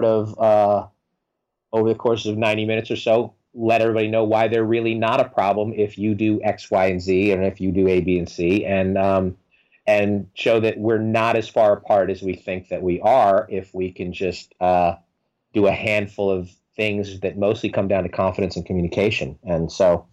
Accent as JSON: {"language": "English", "region": "New York", "country": "United States", "said": "I'm from New York"}